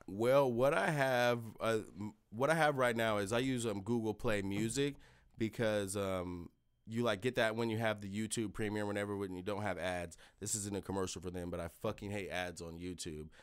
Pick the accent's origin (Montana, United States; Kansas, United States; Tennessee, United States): Kansas, United States; Lenexa; also born or lived in Shawnee, Kansas; I'm born in K C K. I, um, grew up in, like, Lenexa in Kansas City, Missouri